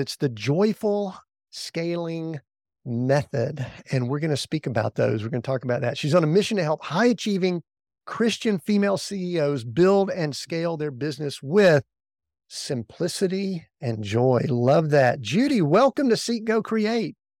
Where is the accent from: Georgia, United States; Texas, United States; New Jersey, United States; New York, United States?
Georgia, United States; Atlanta; we grew up in the Atlanta area, and we were born there